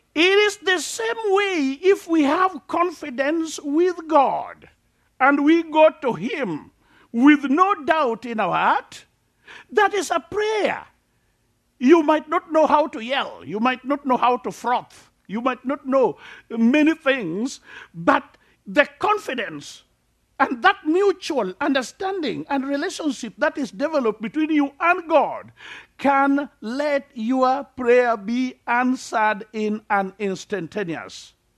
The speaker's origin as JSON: {"language": "English", "country": "Kenya", "said": "I'm from Africa, uh, typical Africa"}